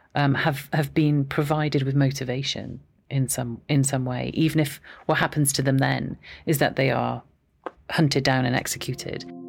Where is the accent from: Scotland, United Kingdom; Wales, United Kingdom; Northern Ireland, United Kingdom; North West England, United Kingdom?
Wales, United Kingdom; Aberystwyth; I am Welsh. So I was born in Aberystwyth